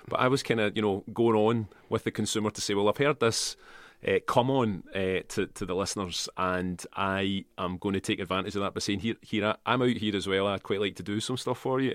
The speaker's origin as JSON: {"language": "English", "town": "Kilmacolm", "region": "Scotland", "country": "United Kingdom", "tie": "born or raised there", "also_born_or_lived": "Port Glasgow / Glasgow", "said": "I grew up in Kilmacombe, right? And my parents come from Port Glasgow"}